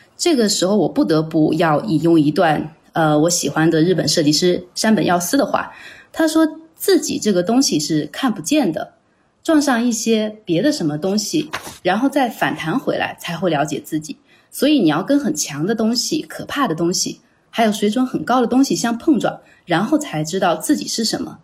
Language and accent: Chinese; China; moved away as an adult; also born or lived in Chengdu / Milan, Italy; now in Rome, Italy; 我呢是在国内读的本科，大三的时候，也就是二零零八年开始，在高文安设酒仙公司的成都分公司担任手绘设计师